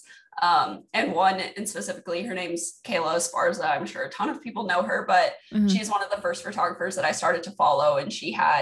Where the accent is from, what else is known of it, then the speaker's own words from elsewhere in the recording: Kansas, United States; moved away as an adult; now in California, United States; We're both originally from Kansas, but we moved here because he's in the Marines.